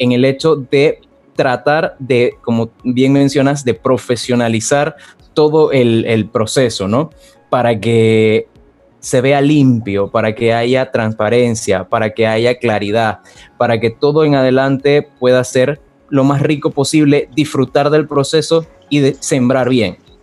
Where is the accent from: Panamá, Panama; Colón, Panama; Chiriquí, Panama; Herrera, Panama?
Panamá, Panama; Panama; En el 2011 llegué al provincial de Panamá